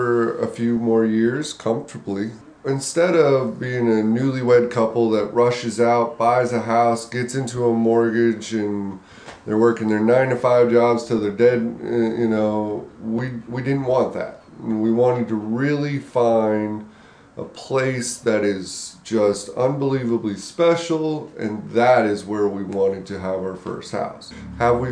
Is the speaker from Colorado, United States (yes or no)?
yes; Colorado, United States; moved away as an adult; I grew up in Colorado.